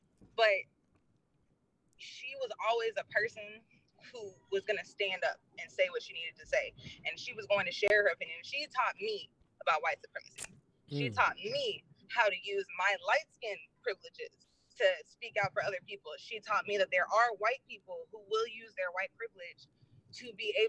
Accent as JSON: {"language": "English", "region": "Minnesota", "country": "United States", "moved": "yes", "said": "I'm from Minnesota."}